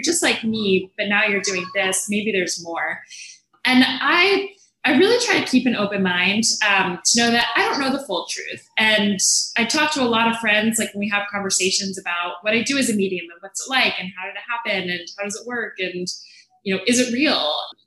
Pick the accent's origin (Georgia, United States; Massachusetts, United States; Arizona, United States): Georgia, United States; Atlanta; moved away; I'm from Atlanta